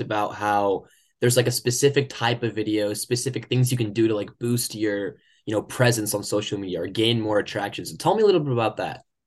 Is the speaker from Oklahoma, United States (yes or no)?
yes; Oklahoma, United States; moved away as an adult; now in Michigan, United States; I come from Oklahoma